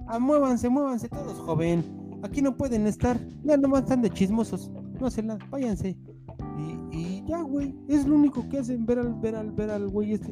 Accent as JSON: {"language": "Spanish", "country": "Mexico", "moved": "as an adult", "lives_now": "New Jersey, United States", "said": "una persona que no vive en México desde hace 12 años"}